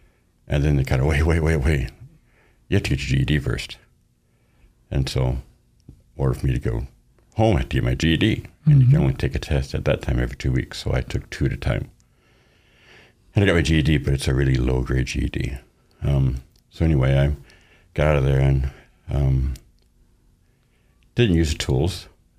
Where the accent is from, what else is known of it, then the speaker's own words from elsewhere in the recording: Boise, Idaho, United States; born there; I was born here in Boise, so I'm technically a native